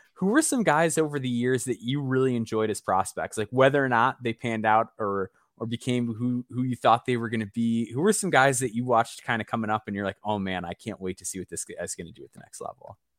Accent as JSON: {"language": "English", "town": "Chicago", "region": "Illinois", "country": "United States", "tie": "born or raised there", "said": "I grew up in the Chicagoland area"}